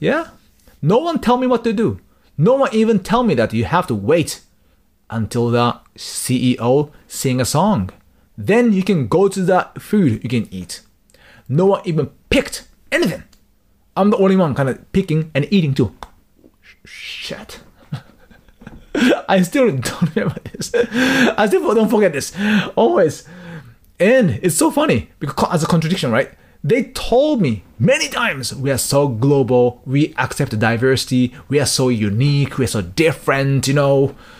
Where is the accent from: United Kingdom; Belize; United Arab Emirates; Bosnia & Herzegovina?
United Arab Emirates; Dubai; now in Japan; Yes, I was from Dubai. Yes, I'm from Dubai.